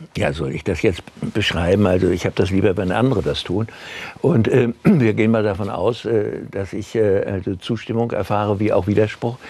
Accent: Germany; wir Deutsche

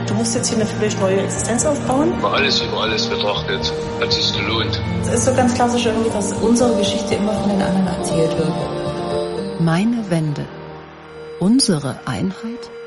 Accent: Jena, Thuringia, Germany; Ich bin in Jena geboren und aufgewachsen, habe dort Soziologie studiert.

